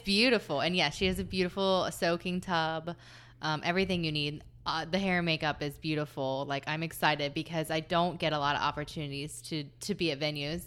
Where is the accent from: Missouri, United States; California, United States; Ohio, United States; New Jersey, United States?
Ohio, United States; Southern; now in Columbus, United States; I grew up in Southern Ohio where there were all these hills